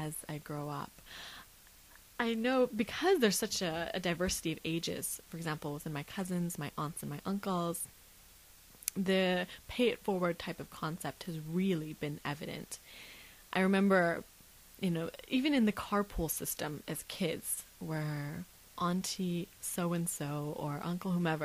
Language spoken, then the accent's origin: English; Las Vegas, Nevada, United States; also born or lived in Isfahan, Iran; at the age of about 3 and 4, we left Iran and a very roundabout way, ended up in Las Vegas, Nevada, where I've spent most